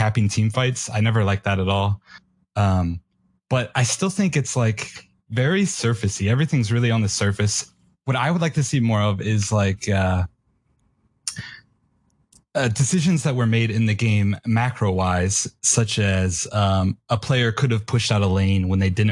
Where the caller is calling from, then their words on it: Athens, Ohio, United States; I am calling from Athens, Ohio